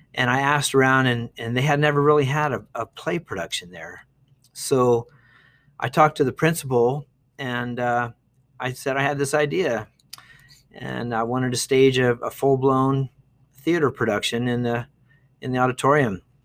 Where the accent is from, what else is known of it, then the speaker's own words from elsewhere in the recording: Dayton, Ohio, United States; moved away as an adult; also born or lived in Bowling Green, Ohio / Eau Claire, Wisconsin / Denver, Colorado / Austin; now in Duncan, Arizona, United States; I was born in Dayton, Ohio in nineteen fifty-four, so a long time ago. I grew up there